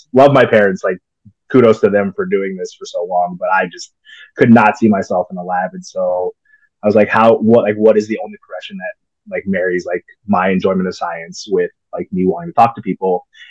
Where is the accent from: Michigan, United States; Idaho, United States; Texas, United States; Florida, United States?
Texas, United States; born there; also born or lived in Illinois / Maryland / Indiana; Yeah. So born in Texas, and then we moved to Illinois for a little bit for my dad